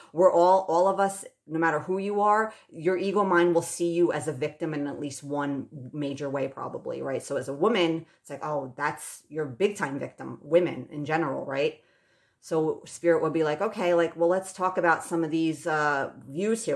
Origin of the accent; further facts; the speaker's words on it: United States; I still deeply identify as an American